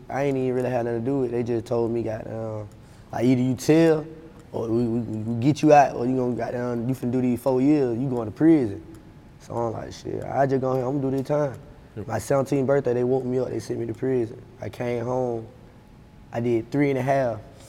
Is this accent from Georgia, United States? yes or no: yes; Atlanta, Georgia, United States; I'm from Stan Road. Addison